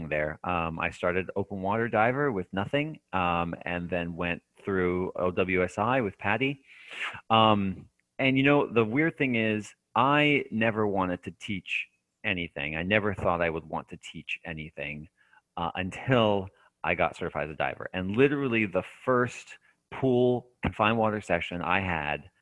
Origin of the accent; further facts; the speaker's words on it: United States; moved away as an adult; also born or lived in Japan / Hawaii; as an American citizen